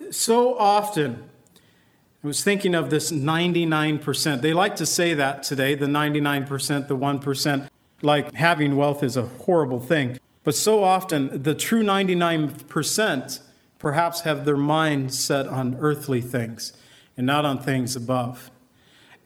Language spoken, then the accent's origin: English; United States; I've always felt I am an American, and I am proud to be part of this nation